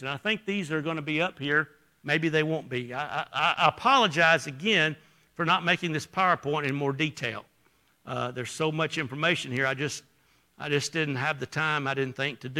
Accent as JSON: {"language": "English", "region": "Alabama", "country": "United States", "said": "I was from Alabama."}